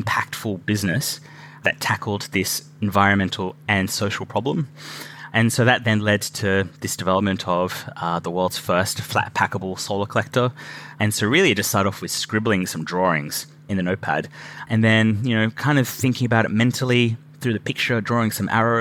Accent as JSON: {"language": "English", "country": "Australia", "moved": "as an adult", "lives_now": "Scotland, United Kingdom", "said": "I'm originally from Australia"}